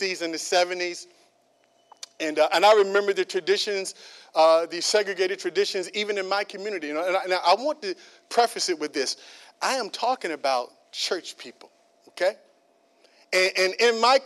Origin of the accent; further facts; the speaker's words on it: United States; I'm African American